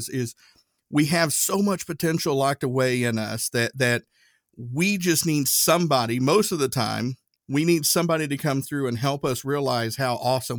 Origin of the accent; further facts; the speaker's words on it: Erwin, Tennessee, United States; My hometown, Irwin, Tennessee, it's a great place to live. But there just wasn't a lot of opportunity there.